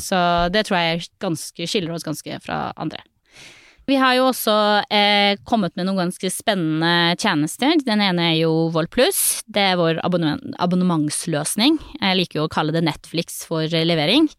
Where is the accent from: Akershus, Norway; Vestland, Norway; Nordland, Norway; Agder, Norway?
Nordland, Norway; Narvik; jeg vokste jo opp i Narvik